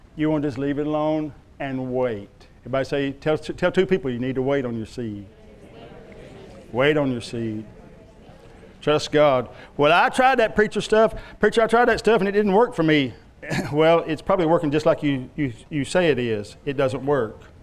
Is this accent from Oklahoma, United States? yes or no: yes; Love County, Oklahoma, United States; where I was raised over in Love County, it was peanuts and watermelon